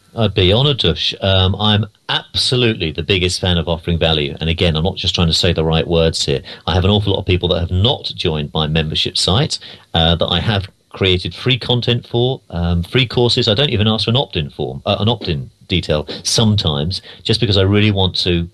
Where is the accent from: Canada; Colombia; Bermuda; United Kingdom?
United Kingdom; London; moved away as an adult; now in United States; I'm from London originally